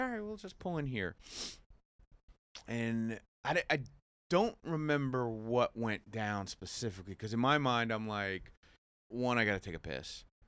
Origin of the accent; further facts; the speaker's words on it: Jackson, New Jersey, United States; also born or lived in Curacao / Asbury Park, New Jersey; I'm from Jackson.